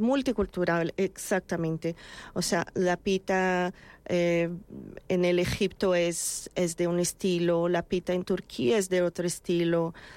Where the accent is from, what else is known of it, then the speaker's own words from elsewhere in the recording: Brazil; Spanish is a second language; moved away as an adult; also born or lived in England / Israel; now in Madrid, Spain; yo salí de Brasil, eh, yo llevo mm, más de 15 años fuera de Brasil